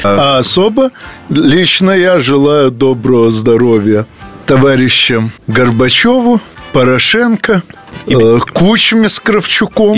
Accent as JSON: {"language": "Russian", "town": "Odesa", "region": "Odesa Oblast", "country": "Ukraine", "tie": "born or raised there", "said": "из моей родной Одессы"}